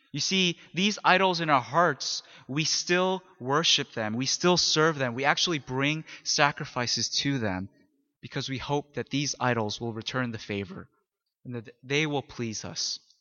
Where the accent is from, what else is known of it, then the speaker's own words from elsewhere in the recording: Philadelphia, Pennsylvania, United States; I come from Philly